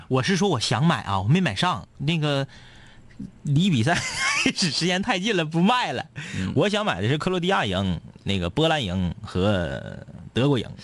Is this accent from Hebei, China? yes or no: no; Changchun, Jilin, China; 至少我俩家乡的球队现场我俩还去